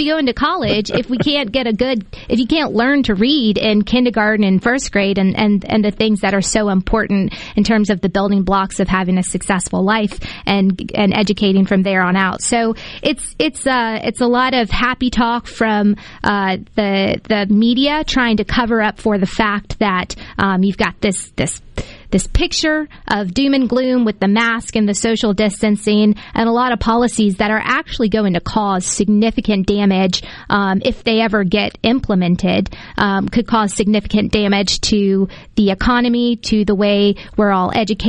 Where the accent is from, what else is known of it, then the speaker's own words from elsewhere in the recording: Decatur, Mississippi, United States; You think about places, I'm from Decatur, rural Mississippi.